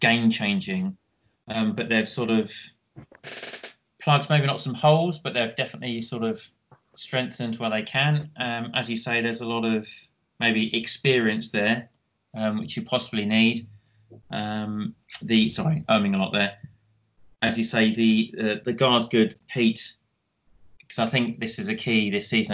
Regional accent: Kent, South East England, United Kingdom; growing up in Kent

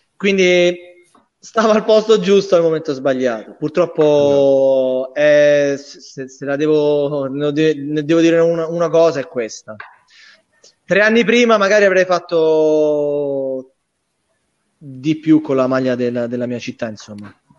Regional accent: Rome, Lazio, Italy; moved away as an adult; now in Bari, Italy; io essendo romano e romanista

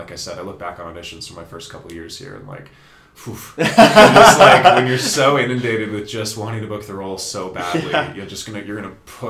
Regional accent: Lethbridge, Alberta, Canada; moved away as an adult; also born or lived in Vancouver; I was born and raised in Lethbridge.

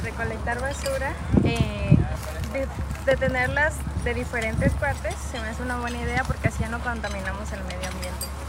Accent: La Soledad, Guerrero, Mexico; Yo soy de la comunidad de la Soledad

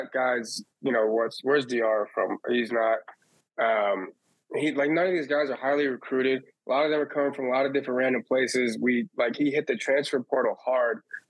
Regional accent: St. Louis, Missouri, United States; growing up in St. Louis

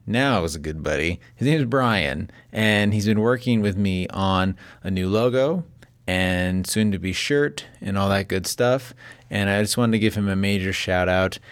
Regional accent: Las Vegas, Nevada, United States; now in Northern California, United States; I live in Northern California. I grew up in Las Vegas

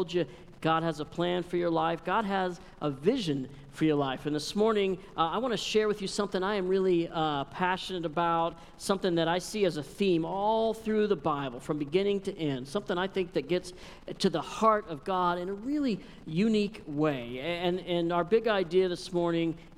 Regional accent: Texas, United States; moved away; also born or lived in Walla Walla, Washington; I'm originally from Texas

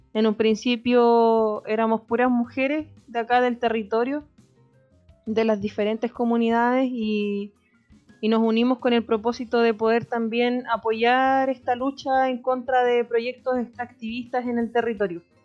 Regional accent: Alto Biobío, Chile; soy de acá del territorio mapuche pehuenche de Alto Biobío, de la cordillera de la región del Biobío

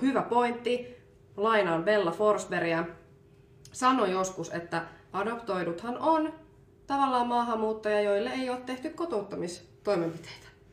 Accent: Finland; also born or lived in Colombia; mä oon niinku suomalainen, mutta mut on niinku adoptoitu Kolumbiasta

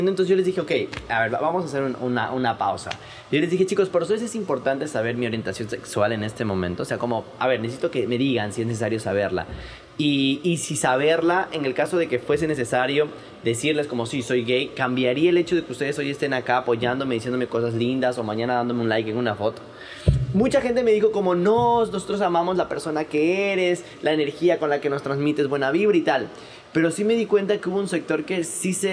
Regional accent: Quito, Pichincha, Ecuador; a mí me costó mucho cuando yo vine de Quito

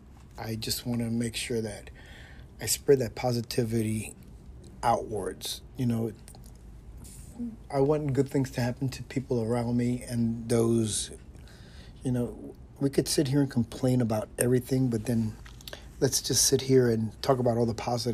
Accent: New York City, New York, United States; moved away; I am from New York City

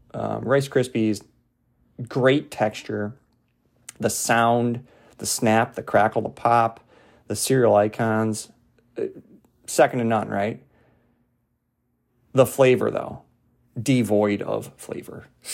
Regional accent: Ireland; So I say that as an Irish person.

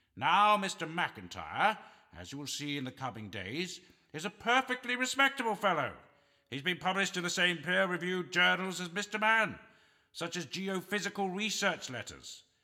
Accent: Canada; I'm a Canadian on his last legs

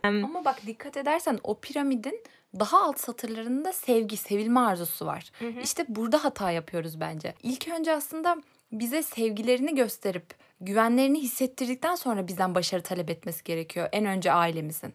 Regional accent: Elbistan, Kahramanmaraş, Turkey; moved away as an adult; Elbistan'da Kahramanmaraş Elbistan oradan geldim biliyorsun ortaokuldan. Hı hı. Oralıyım zaten.

